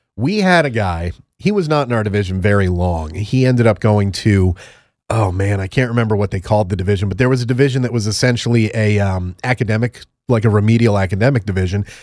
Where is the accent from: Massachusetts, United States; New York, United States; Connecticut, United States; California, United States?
Connecticut, United States; went to University of Connecticut in my home state